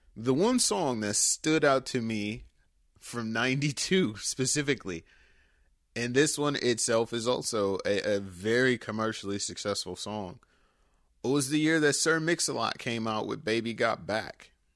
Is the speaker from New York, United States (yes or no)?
no; Detroit, Michigan, United States; my hometown, Detroit